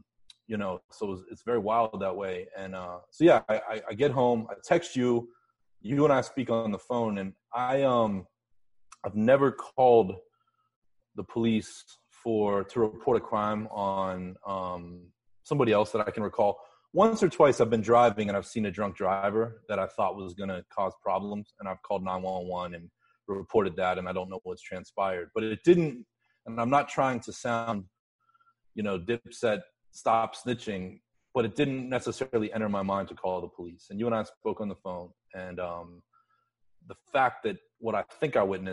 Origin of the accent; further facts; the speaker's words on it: Pittsburgh, Pennsylvania, United States; moved away; I grew up in Pittsburgh